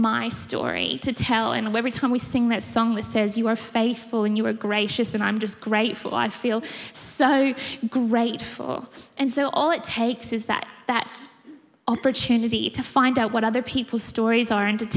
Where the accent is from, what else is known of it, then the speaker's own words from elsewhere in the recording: Canada; I grew up in a beautiful home. I grew up in Canada.